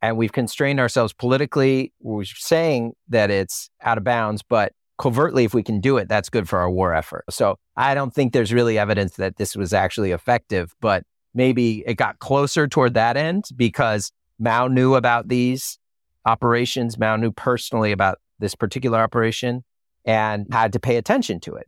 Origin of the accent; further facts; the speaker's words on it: United States; as an American